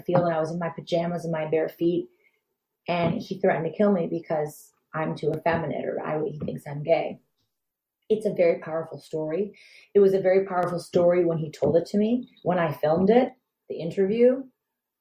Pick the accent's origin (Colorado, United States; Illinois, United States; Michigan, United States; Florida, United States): Michigan, United States; Detroit; I'm from Detroit, and I'm definitely a white girl